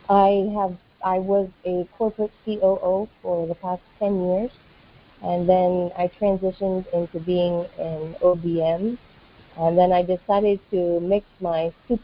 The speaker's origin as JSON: {"language": "English", "country": "United States", "moved": "as an adult", "lives_now": "West Africa", "said": "I'm an American who has been living in West Africa for the past 14 years"}